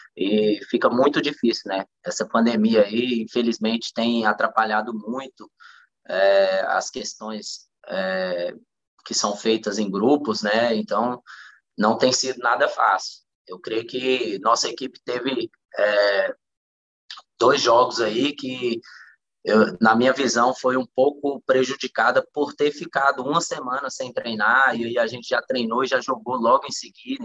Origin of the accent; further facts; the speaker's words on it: Luziânia, Goiás, Brazil; also born or lived in Taguatinga, Federal District; minha vida inteira foi aqui em Lusiânia